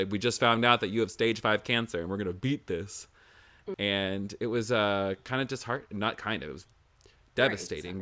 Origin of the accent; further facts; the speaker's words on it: the South, United States; I'm from the South